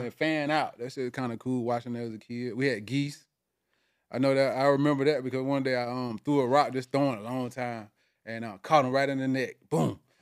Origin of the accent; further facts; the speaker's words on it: South Georgia, United States; now in Atlanta, United States; I'm originally from South Georgia